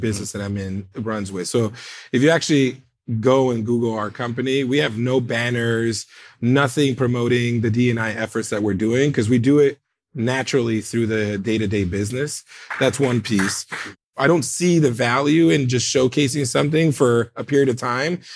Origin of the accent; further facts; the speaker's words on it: United States; I'm first American born family member